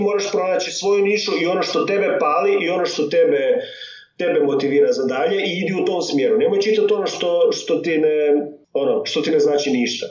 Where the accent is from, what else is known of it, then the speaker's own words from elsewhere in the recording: Međimurje County, Croatia; accent: Kajkavian; first language Kajkavian Croatian; also born or lived in Germany; Odrastao sam kao dijete međumorske u Njemačkoj.